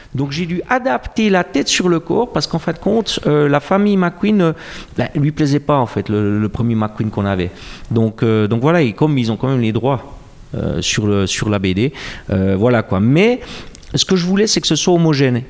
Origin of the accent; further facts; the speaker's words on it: Jura, Switzerland; accent: jurassien; mon accent jurassien